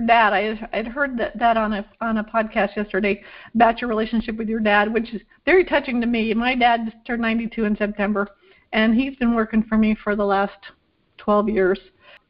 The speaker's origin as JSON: {"language": "English", "region": "Vermont", "country": "United States", "tie": "born or raised there", "moved": "yes", "said": "I grew up in Vermont, in a small town in Vermont"}